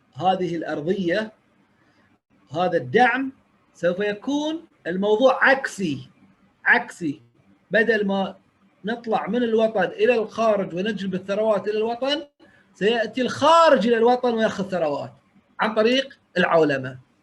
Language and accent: Arabic; Bahrain; انا اول بحريني